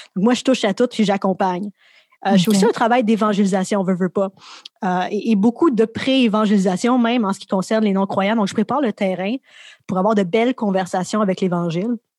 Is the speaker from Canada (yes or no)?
yes; Laval, Quebec, Canada; also born or lived in Montreal; J'ai grandi à Montréal, à Laval